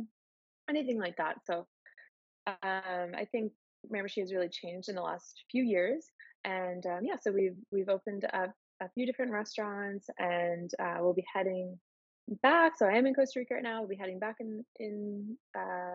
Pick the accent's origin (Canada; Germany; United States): Canada; Miramichi, New Brunswick; moved away as an adult; also born or lived in Halifax, Canada / Calgary, Canada; Born and raised in Miramichi